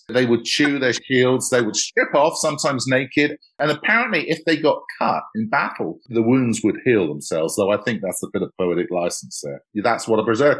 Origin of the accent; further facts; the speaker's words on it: England, United Kingdom; I grew up in England and there was so much history around